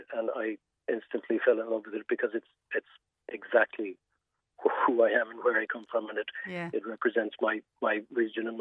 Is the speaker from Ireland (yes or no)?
yes; Munster, Ireland